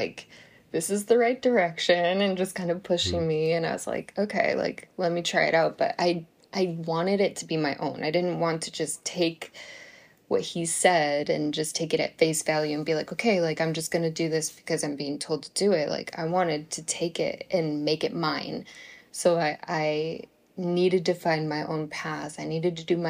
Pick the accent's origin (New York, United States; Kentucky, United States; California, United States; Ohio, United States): New York, United States; Buffalo; I come from Buffalo, New York, and it snows a lot, like a lot